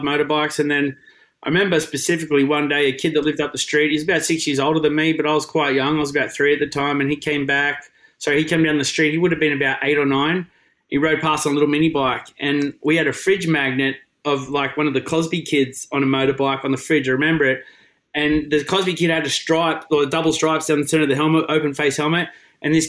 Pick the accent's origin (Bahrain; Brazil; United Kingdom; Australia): Australia; moved away as an adult; also born or lived in Lake Macquarie / Cessnock; now in United States; the eastern coast of Australia is where we grew up